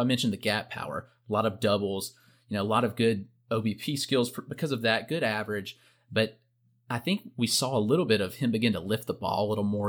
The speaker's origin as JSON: {"language": "English", "region": "South Carolina", "country": "United States", "tie": "born or raised there", "said": "growing up in South Carolina"}